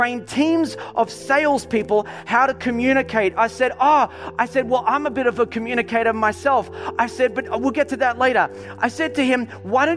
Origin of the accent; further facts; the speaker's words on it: Melbourne, Victoria, Australia; I'm from, you know, Melbourne